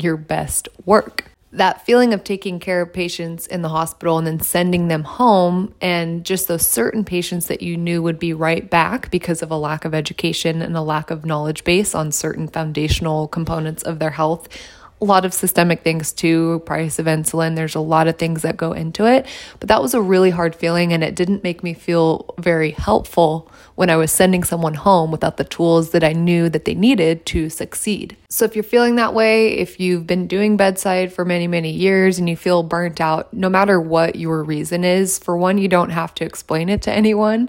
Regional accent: San Diego, California, United States; moved away as an adult; also born or lived in Texas; I was moving back to my hometown, which was San Diego at the time

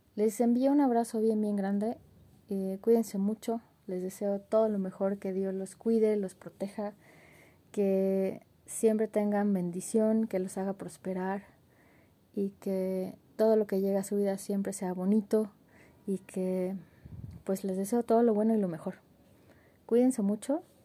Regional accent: Mexico; nos unen como mexicanos

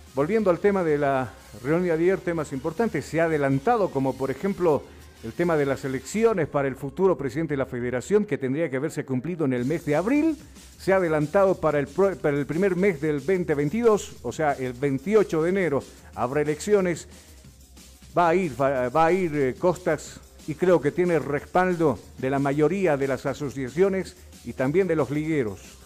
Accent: La Paz, Bolivia; la ciudad de La Paz, más conocido como la ciudad de los teleféricos, la ciudad de los Pumas Cataris, por supuesto que adornan esta hermosa y bella ciudad donde uno se siente bastante orgulloso por haber nacido en una tierra tan bendita

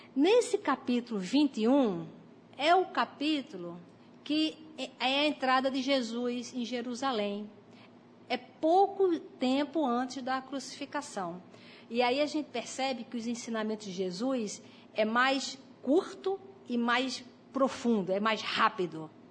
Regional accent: Brazil; nós nascemos aqui no, no Brasil

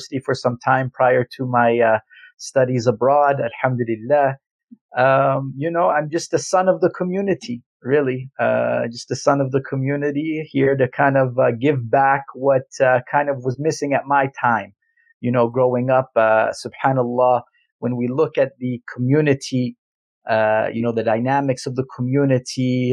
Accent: Calgary, Alberta, Canada; I am a true Calgarian. What does that mean? I mean, I was born and raised in Calgary, Alberta

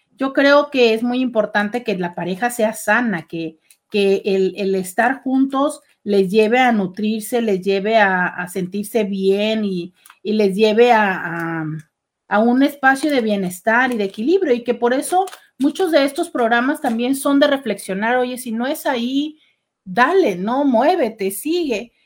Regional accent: Mexico; como mexicano

